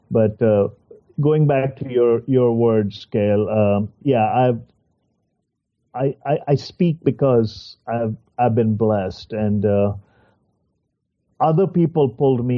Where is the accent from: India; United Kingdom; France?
India; moved away as an adult; now in United States; I also grew up in the same country you're talking about, and I also speak, I still have an accent